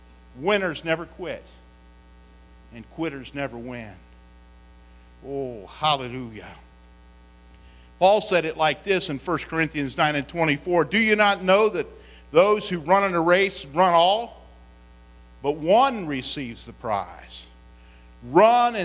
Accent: West Virginia, United States; I come from West Virginia

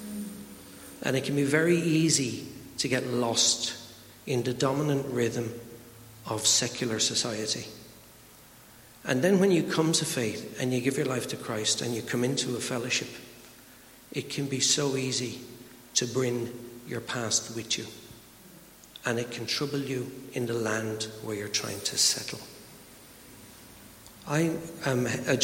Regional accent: Ireland; I'm Irish

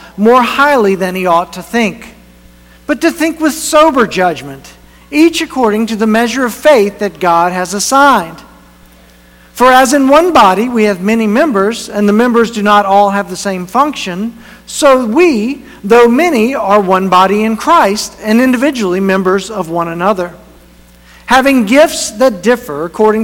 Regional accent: North Carolina, United States; moved away as an adult; it's the church that I first was a part-time youth pastor in when I was in college. It's my hometown

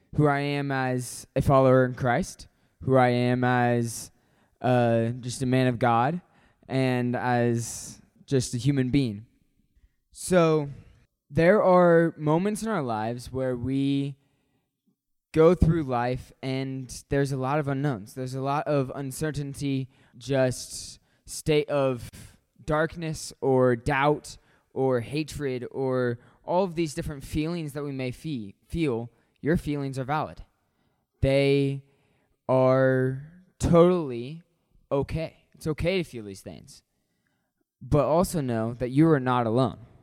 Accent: Hutchinson, Kansas, United States; moved away; I'm from Hutchinson, Kansas

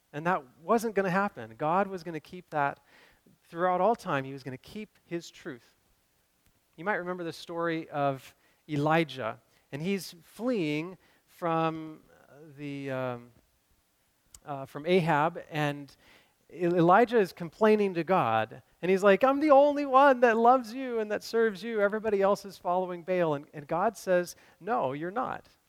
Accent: Cleveland, Kentucky, United States; growing up in Cleveland, Kentucky

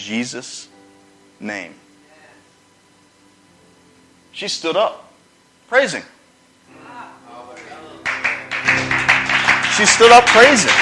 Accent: Charlotte, North Carolina, United States; moved away; I'm from North Carolina, Charlotte area

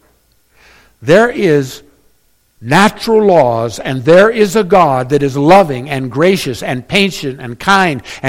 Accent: Northern California, United States; I was born in NorCal

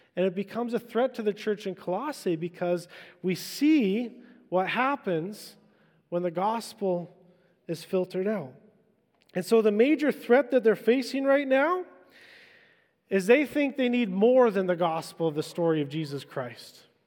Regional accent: Vancouver Island, British Columbia, Canada; I'm an island boy. I grew up in Vancouver Island

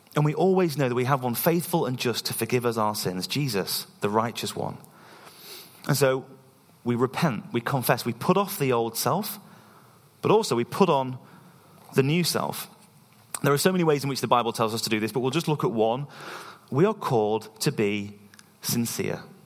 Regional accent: East Midlands, United Kingdom; moved away as an adult; now in Scotland, United Kingdom; we're from the East Midlands in England, and we've been living in Scotland for about two years

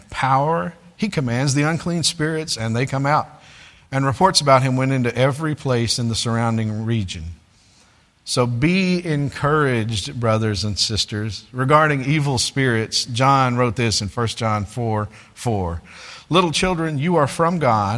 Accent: United States; being an American

